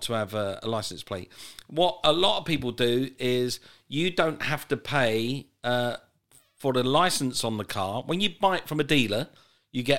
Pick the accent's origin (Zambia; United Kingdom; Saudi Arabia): United Kingdom; England; moved away as an adult; also born or lived in United States; I'm an Englishman at heart. I need to be back home